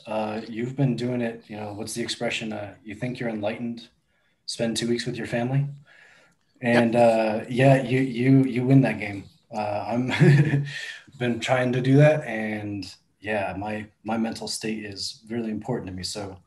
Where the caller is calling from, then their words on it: Colorado, United States; I'm in Colorado today.